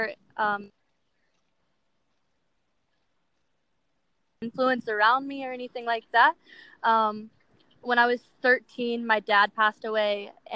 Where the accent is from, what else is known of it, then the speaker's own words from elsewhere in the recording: Ruther Glen, Virginia, United States; moved away as an adult; now in Los Angeles, United States; I'm from Ruther Glen, Virginia. Me and my mom moved there about 6 years ago